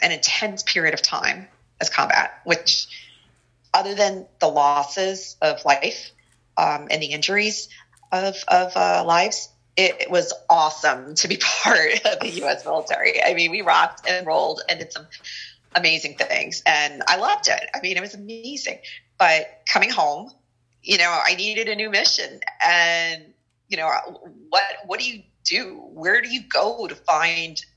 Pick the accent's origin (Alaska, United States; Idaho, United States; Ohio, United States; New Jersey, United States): New Jersey, United States; also born or lived in New York City area; growing up in the North Jersey area